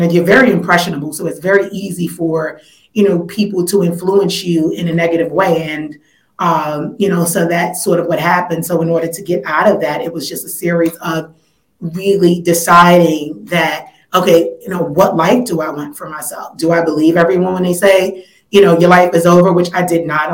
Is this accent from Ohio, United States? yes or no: no; New York City, New York, United States; I originally grew up in Weeksville, commuted over to Fort Greene, where I went to elementary school